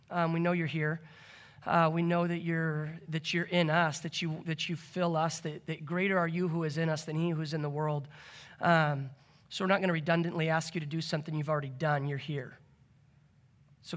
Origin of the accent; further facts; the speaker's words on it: Michigan, United States; moved away as an adult; now in Bethel, United States; Grew up in Michigan